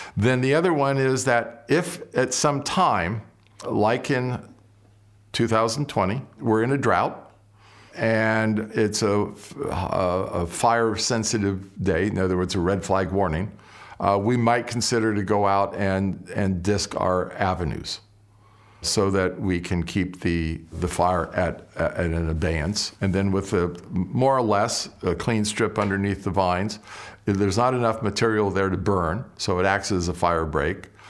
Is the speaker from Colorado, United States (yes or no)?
no; Southern California, United States; moved away as an adult; now in Napa Valley, United States; My brother and I grew up in Southern California